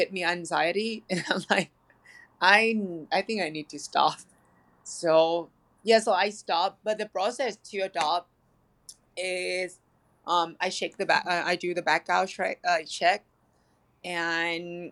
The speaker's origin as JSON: {"language": "English", "country": "Thailand", "moved": "yes", "lives_now": "Los Angeles, United States", "said": "I'm originally from Thailand"}